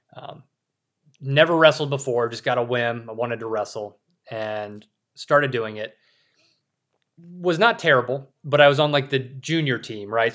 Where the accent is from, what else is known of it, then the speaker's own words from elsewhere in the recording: South Carolina, United States; moved away as an adult; also born or lived in Saudi Arabia / Russia; now in Idaho, United States; I grew up in South Carolina, a rural area